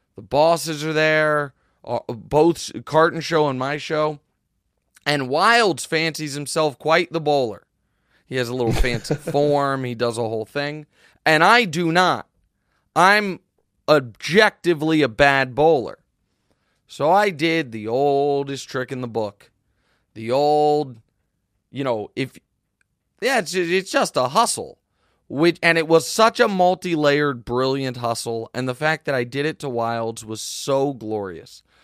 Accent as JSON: {"language": "English", "town": "Kansas City", "region": "Missouri", "country": "United States", "tie": "born or raised there", "said": "my hometown"}